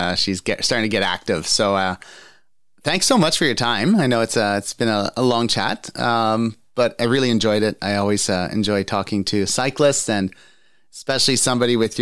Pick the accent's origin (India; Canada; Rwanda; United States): Canada; Trenton, Ontario; I grew up in Trenton, so I know the area